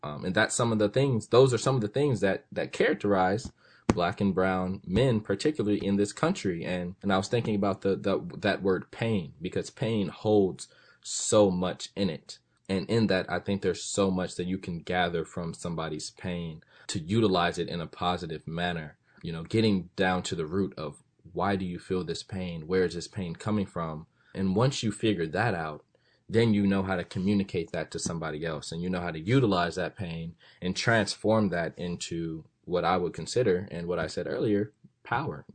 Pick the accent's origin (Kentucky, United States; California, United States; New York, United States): California, United States; Los Angeles; moved away as an adult; where are you from?" And I say, "Los Angeles.